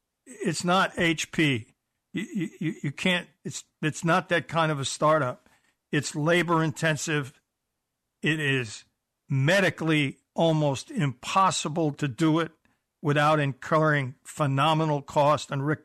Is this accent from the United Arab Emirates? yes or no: no; New York, United States; accent: New York; also born or lived in Buffalo; I lost my New York accent, but I never quite got the Canadian part of it. Although I spent 11 years in Buffalo